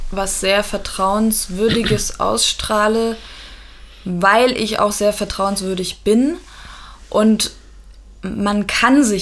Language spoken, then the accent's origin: German; Dresden, Saxony, Germany; born there; weil ich bin ja in Dresden geboren und meine Oma ist 80